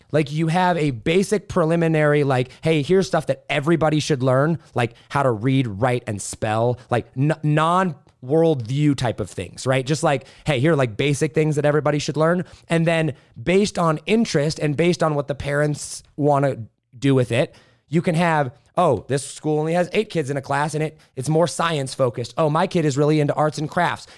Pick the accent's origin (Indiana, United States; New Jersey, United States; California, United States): Indiana, United States; moved away; Midwest, big family. We grew up in Indiana